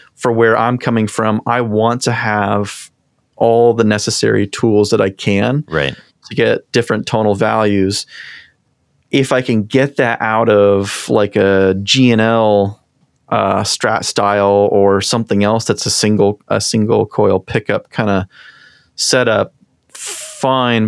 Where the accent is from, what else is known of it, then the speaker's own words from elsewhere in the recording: Eastern Washington, United States; now in Seattle, United States; I grew up in Eastern Washington and came over to Seattle